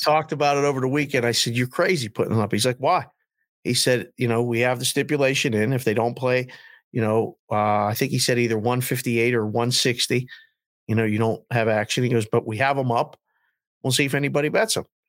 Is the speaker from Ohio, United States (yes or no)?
no; Pittsburgh, Pennsylvania, United States; now in Las Vegas, United States; we're from Pittsburgh. Me and your mother are from Pittsburgh